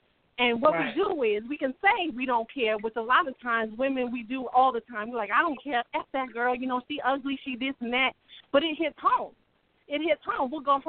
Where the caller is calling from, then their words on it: Ohio, United States; I'm coming from Ohio, but that's not where I'm from, but this is where I'm calling from.